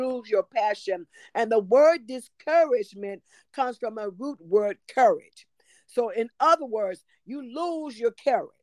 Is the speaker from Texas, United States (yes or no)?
yes; Tyler, Texas, United States; moved away as an adult; now in Duncanville, United States; I am originally from Tyler, Texas